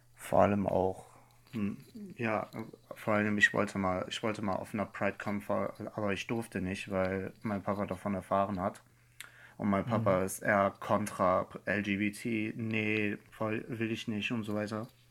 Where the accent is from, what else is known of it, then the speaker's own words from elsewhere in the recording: Iran; now in Germany; in meinem Heimatland Iran